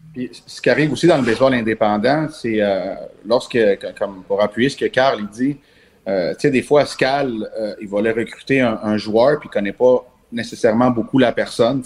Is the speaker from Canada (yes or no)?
yes; Montreal, Quebec, Canada; moved away as an adult; now in Quebec City, Canada; je viens de Montréal normalement. Puis euh, les, Capitales m'ont, amené emmené ici